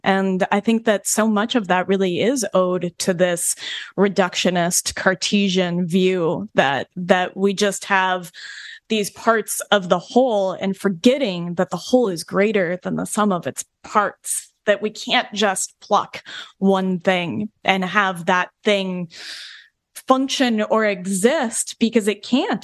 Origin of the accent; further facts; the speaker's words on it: Colorado, United States; also born or lived in New York Vermont border; now in New York/Vermont border, United States; I come from the West. We live, we live in on the New York Vermont border now, but I'm from Colorado.